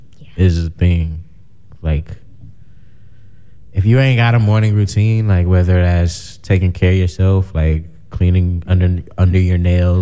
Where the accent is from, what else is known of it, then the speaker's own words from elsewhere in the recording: South Suburbs of Chicago, Illinois, United States; I'm from the South Suburbs.